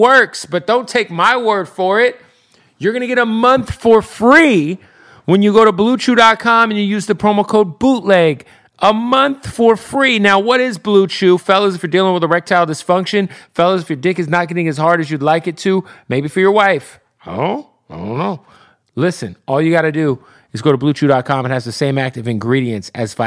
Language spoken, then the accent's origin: English; Phoenix, Arizona, United States; Phoenix, Arizona, my hometown